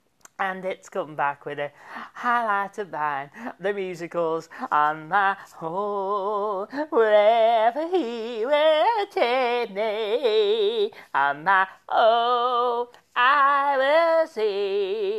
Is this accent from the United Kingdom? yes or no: yes; Birmingham, West Midlands, United Kingdom; I'm from Birmingham originally, but I'm proud of my roots.